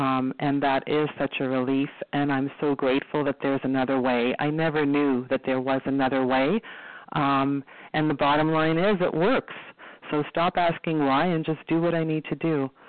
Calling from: Toronto, Ontario, Canada; I'm calling from Toronto, Ontario.

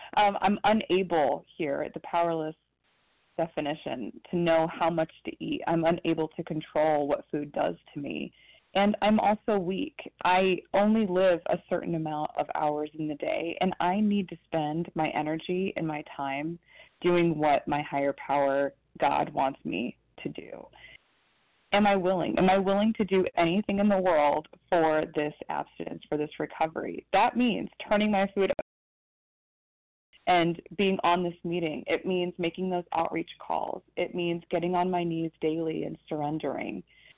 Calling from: Ohio, United States; calling from Ohio.

